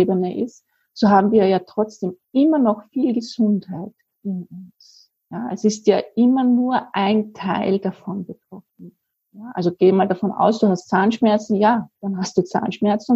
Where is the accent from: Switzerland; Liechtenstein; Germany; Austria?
Austria; Vienna; now in Lower Austria, Austria; wie man bei uns in Wien sagt, auch wenn ich jetzt in Niederösterreich wohne, ich bin ja Wienerin